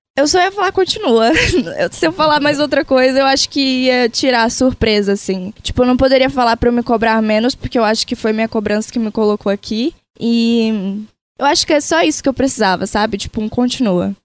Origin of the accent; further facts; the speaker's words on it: interior of Pará, Brazil; now in São Paulo, Brazil; apesar de eu não ser uma pessoa, né, naturalmente paulista, mas eu sou lá do Pará, eu trago minhas raízes de lá